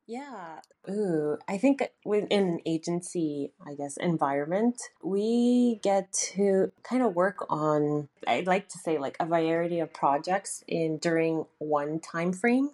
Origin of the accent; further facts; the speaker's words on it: Toronto, Ontario, Canada; moved away as an adult; also born or lived in Vancouver, Canada; now in Tokyo, Japan; born and raised in Toronto, Canada